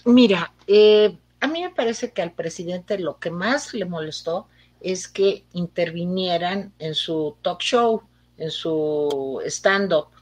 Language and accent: Spanish; Mexico; Aquí todos somos mexicanos